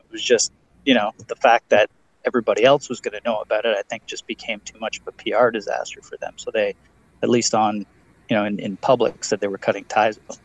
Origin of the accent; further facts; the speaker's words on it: Ontario, Canada; Yeah, I'm I'm from Ontario, Canada, so I'm just outside of Toronto.